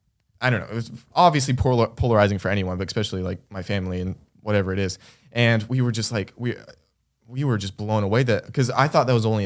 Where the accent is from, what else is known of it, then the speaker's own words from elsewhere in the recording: Las Vegas, Nevada, United States; born there; moved away; Yeah, I was born in Vegas.